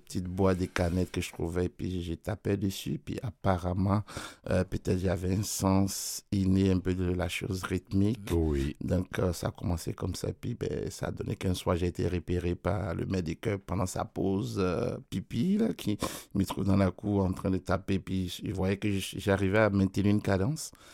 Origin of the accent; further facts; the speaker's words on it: Côte d’Ivoire; moved away; mon pays d'origine d'où je viens. Parce qu'en Côte d'Ivoire